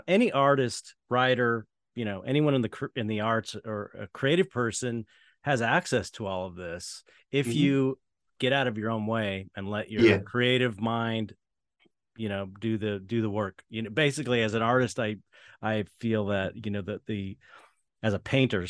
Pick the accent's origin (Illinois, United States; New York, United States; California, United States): California, United States; San Pedro; San Pedro, California.